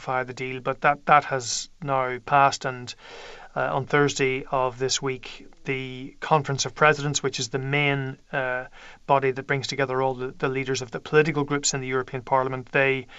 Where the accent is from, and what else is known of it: Ireland